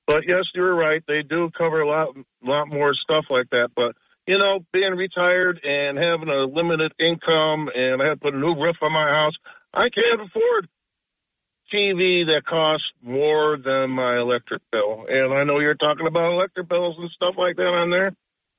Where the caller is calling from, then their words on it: Binghamton, New York, United States; … from Binghamton.